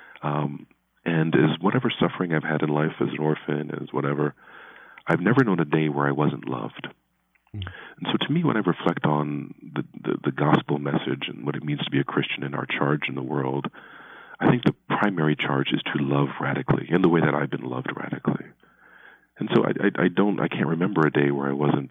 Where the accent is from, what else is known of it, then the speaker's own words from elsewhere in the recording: Baltimore, Maryland, United States; now in Philadelphia, United States; I was born in Baltimore